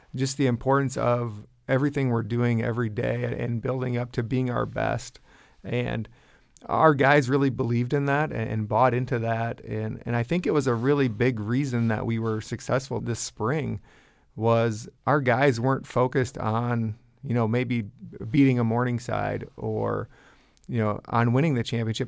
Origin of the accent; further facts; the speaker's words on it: Larchwood, Iowa, United States; I grew up in Larchwood, Iowa, and went to West Lyon High School